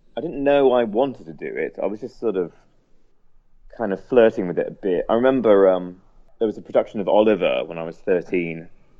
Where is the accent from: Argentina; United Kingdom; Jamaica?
United Kingdom; now in Los Angeles, United States; I'm a big fan of curries. I mean, I'm British, so we have it. We have curry houses everywhere. So it's quite strange coming here and it not being the case.